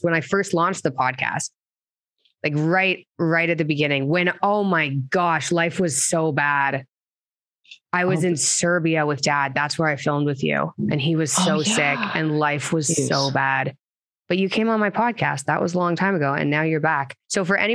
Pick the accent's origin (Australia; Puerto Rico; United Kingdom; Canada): Canada; now in United States; as a Canadian